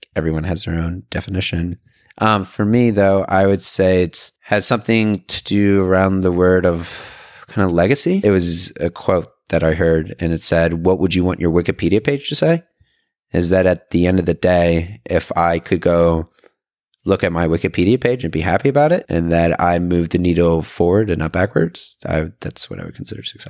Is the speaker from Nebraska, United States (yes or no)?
no; Atlanta, Georgia, United States; moved away as an adult; also born or lived in Raleigh / Auburn, Alabama; now in San Francisco Bay Area, United States; I was born and raised in Atlanta